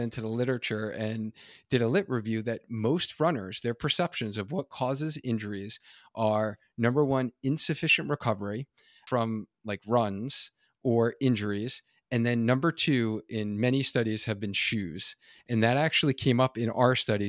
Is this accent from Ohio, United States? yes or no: no; New York, United States; now in Connecticut, United States; being an original New Yorker